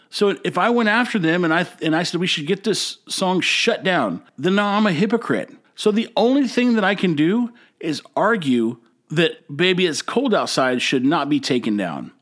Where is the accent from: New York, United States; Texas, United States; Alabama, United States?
Texas, United States; now in Corpus Christi, United States; I hail from Texas. Actually, I've lived all over Texas, but right now I'm in Corpus Christi